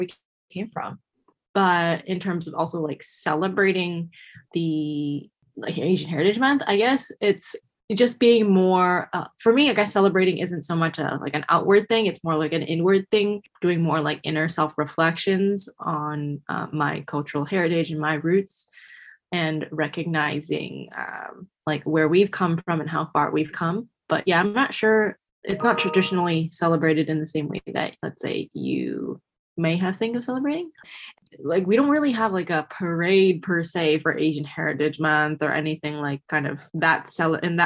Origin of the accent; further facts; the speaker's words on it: Canada; we were born in Canada